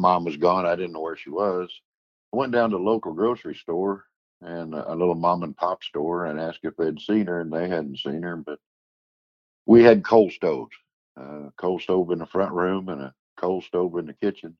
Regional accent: Terre Haute, Indiana, United States; born or raised there; also born or lived in Paris, Illinois

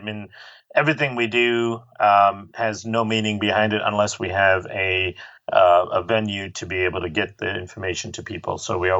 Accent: Malaysia; also born or lived in India; I grew up in Malaysia and India, so I spent a lot of time in her clinics with her

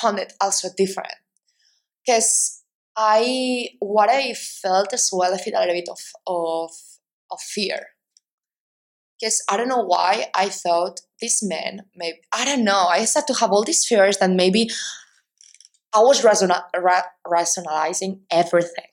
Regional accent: Spain; I'm Spanish

